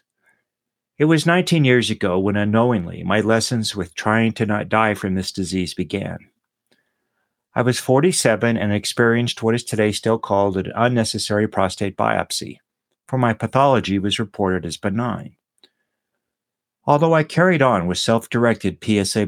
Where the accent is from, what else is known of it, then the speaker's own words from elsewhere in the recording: Austin, Texas, United States; also born or lived in Dorking, England; my hometown of Austin, Texas